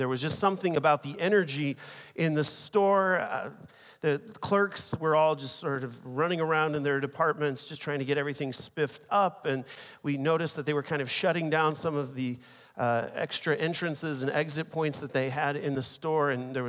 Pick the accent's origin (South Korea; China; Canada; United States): China; English is a second language; I want to begin by just sharing a story with you from when I was a teenager growing up in China.